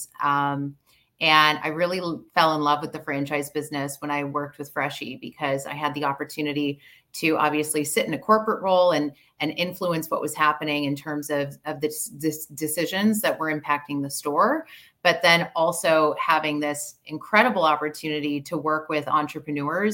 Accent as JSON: {"language": "English", "town": "Chicago", "region": "Illinois", "country": "United States", "tie": "born or raised there", "moved": "yes", "lives_now": "Canada", "said": "I grew up in Chicago"}